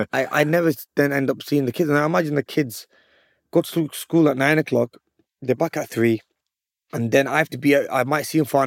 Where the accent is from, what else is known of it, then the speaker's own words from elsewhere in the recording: England, United Kingdom; born there; I was born in England, yes, but even Pakistan, I mean, the way they respected me